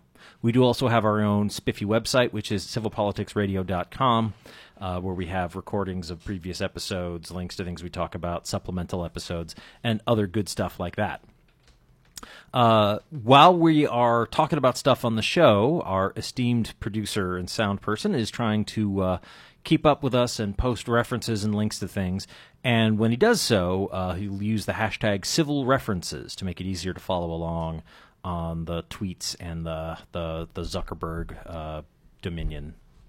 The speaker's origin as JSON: {"language": "English", "town": "Andover", "region": "Massachusetts", "country": "United States", "tie": "born or raised there", "said": "I grew up in Andover, Massachusetts"}